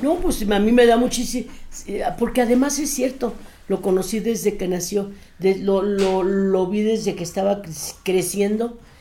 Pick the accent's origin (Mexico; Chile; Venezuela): Mexico; Torreón, Coahuila; moved away; also born or lived in Monterrey, Nuevo León / Mexico City; yo soy nacida en Torreón, Coahuila